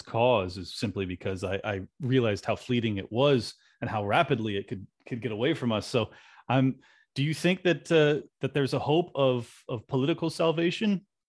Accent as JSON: {"language": "English", "region": "California", "country": "United States", "tie": "born or raised there", "moved": "yes", "lives_now": "Florida, United States", "said": "i have to defend my my home state often because you know when I told people I was moving from California to Florida"}